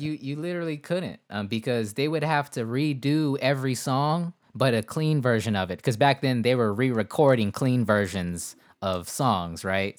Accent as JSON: {"language": "English", "region": "West Coast", "country": "United States", "said": "I'm from the West Coast."}